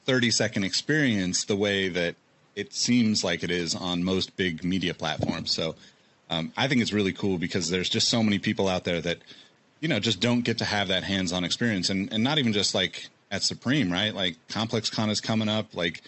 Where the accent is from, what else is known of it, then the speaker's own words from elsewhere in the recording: Sacramento, California, United States; also born or lived in Oregon / Colorado; I'm from Sacramento originally and I've lived in California most of my life, but you know, my parents got divorced. We moved around a lot. So like I lived in Oregon and various cities. I lived in Colorado.